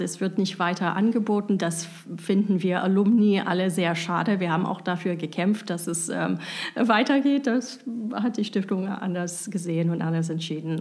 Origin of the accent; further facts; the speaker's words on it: United States; German is a second language; moved away as an adult; also born or lived in Tübingen, Germany; now in Germany; ich bin Amerikanerin. Ich bin komplett auch in den USA aufgewachsen